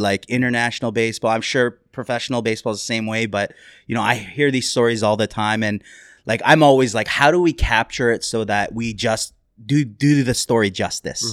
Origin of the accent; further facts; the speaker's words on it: Canada; we are Canadian